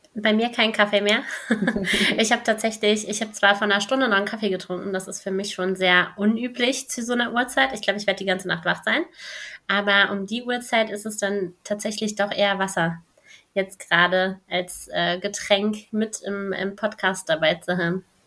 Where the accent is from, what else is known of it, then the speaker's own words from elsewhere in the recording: Cologne, North Rhine-Westphalia, Germany; ich bin Kölnerin